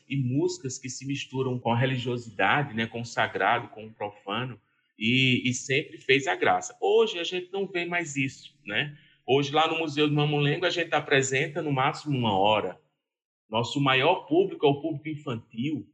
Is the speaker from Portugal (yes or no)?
no; Serra Talhada, Pernambuco, Brazil; also born or lived in Vitória de Santo Antão / Recife; eu nasci em Serra Talhada, Alto Sertão do Pajeú, Pernambucano, terra do Lampião